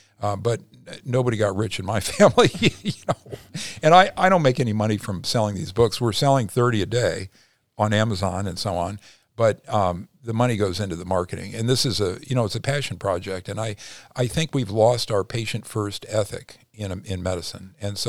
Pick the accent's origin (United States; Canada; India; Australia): United States; Midwest; now in Los Angeles, United States; originally from the Midwest.